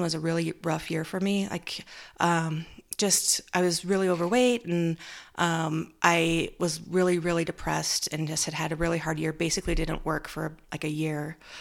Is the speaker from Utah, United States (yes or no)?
yes; Orem, Utah, United States; I grew up in Utah, in Orem, just Utah Valley.